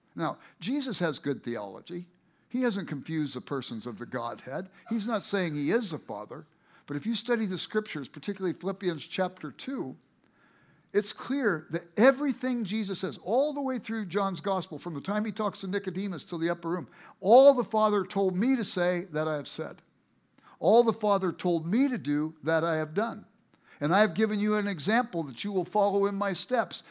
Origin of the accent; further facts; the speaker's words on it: Los Angeles, California, United States; I grew up in South Central Los Angeles